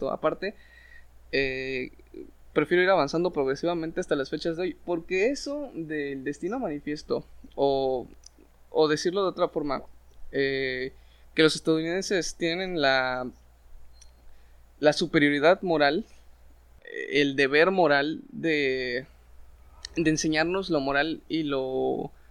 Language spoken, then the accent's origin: Spanish; Mexico